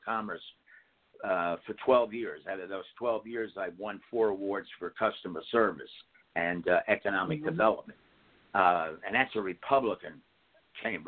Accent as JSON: {"language": "English", "town": "Ridgefield", "region": "New Jersey", "country": "United States", "tie": "born or raised there"}